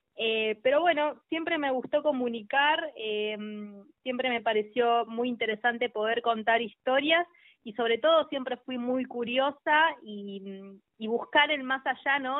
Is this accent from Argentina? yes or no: yes; Tierra del Fuego, Argentina; moved away as an adult; also born or lived in La Plata; yo soy fueguina, soy de Tierra del Fuego, mm. eh, tengo a toda mi familia allá y a los 18 años me vine a estudiar a la Universidad Nacional de La Plata